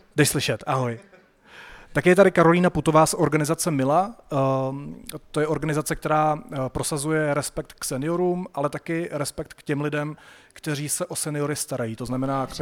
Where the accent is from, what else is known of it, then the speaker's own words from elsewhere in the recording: Sokolov, Karlovy Vary Region, Czechia; Já jsem ze Sokolova